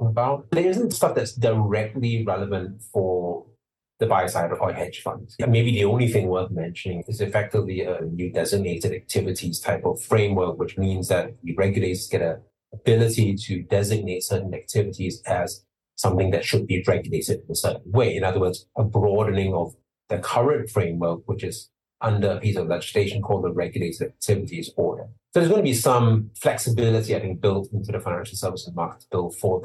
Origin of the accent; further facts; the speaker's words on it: Singapore; moved away as an adult; now in United Kingdom; I was born and raised in Singapore. I came here, came to the UK 25 years ago